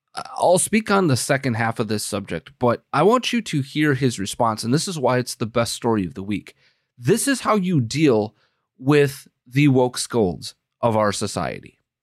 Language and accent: English; Wisconsin, United States; I'm from Wisconsin. We we say schnapps and brandy like it's uh, baby formula